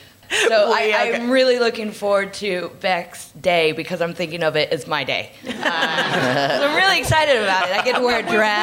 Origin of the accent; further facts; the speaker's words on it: Ohio, United States; I grew up in Ohio